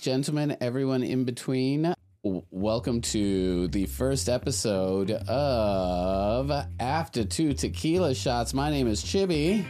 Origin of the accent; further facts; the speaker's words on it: Laredo, Texas, United States; grew up in Laredo, Texas, which is ninety-eight percent Mexican